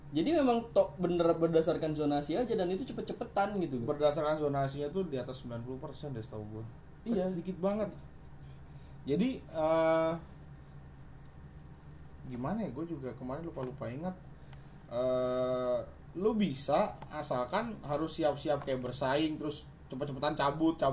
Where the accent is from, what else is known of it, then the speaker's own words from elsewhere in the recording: Bogor, West Java, Indonesia; iya, kan gue kan gue itu kan kabupaten Bogor gue itu dari SD memang sekolah di kota Bogor